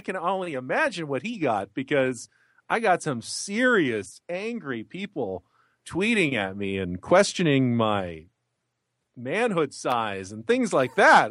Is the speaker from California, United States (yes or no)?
yes; San Diego, California, United States; not only is it my hometown